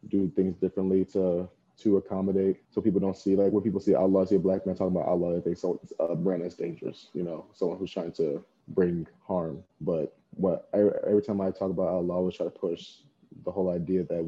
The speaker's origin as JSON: {"language": "English", "town": "Plainfield", "region": "Illinois", "country": "United States", "said": "I'm from Plainfield, Illinois, and I came to ISU in 2017"}